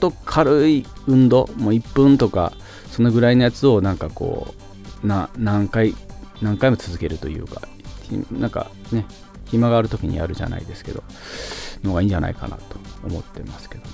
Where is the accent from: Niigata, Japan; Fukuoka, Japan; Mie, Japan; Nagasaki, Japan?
Fukuoka, Japan; moved away as an adult; now in Tokyo, Japan; 福岡人、 福岡県人目線で